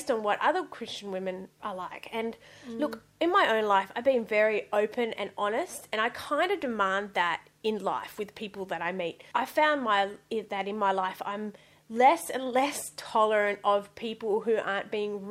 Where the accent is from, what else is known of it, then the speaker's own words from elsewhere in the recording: Western Australia, Australia; moved away as an adult; also born or lived in Sydney; So I actually grew up in Western Australia. I was born in Western Australia.